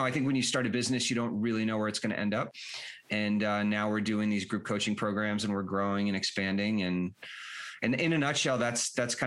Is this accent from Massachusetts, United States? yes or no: yes; Boston, Massachusetts, United States; moved away as an adult; also born or lived in Colorado / Europe; I grew up in the Boston area